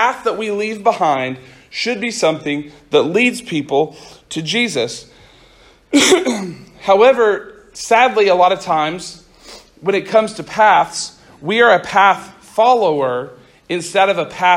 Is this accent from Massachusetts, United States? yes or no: no; Central Oklahoma, United States; I grew up in Central Oklahoma